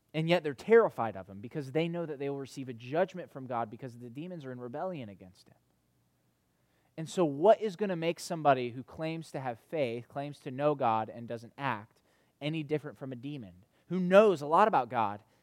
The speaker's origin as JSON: {"language": "English", "region": "North Carolina", "country": "United States", "tie": "born or raised there", "moved": "yes", "said": "in the community that I grew up in back in North Carolina"}